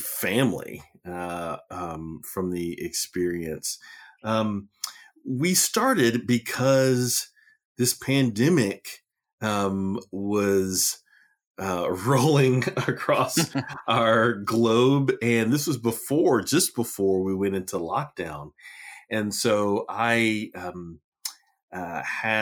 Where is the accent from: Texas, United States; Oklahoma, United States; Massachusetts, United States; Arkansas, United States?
Texas, United States; now in Chapel Hill, United States; I'm a Texan